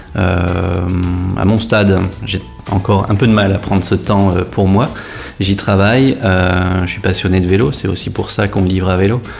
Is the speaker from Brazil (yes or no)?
no; Saint-Omer, Hauts-de-France, France; now in Lille, France; Je suis originaire de Saint-Omer, je suis né dans un petit village qui se nomme Avroux avec 500 habitants.